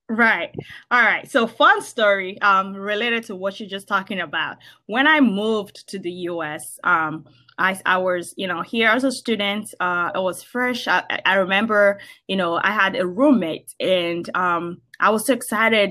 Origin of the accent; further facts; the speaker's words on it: Nigeria; moved away as an adult; now in United States; I grew up in Nigeria